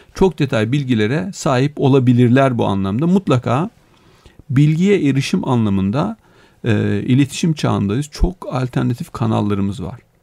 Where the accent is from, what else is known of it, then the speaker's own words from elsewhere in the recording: a mountain village in Denizli, Turkey; moved away; Ben, e, Denizli'de bir dağ köyü, hani doğduğum yer